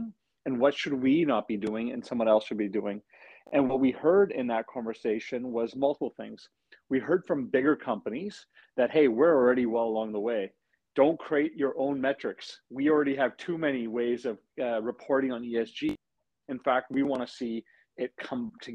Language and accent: English; British Columbia, Canada; who we are as British Columbians